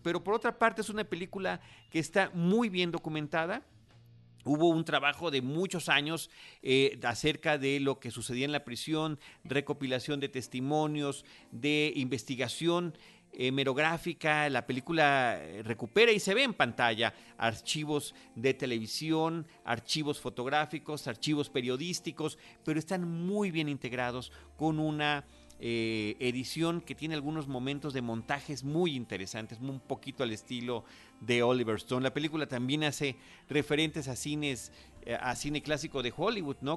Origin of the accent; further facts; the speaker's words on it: Mexico; nuestra cinematografía mexicana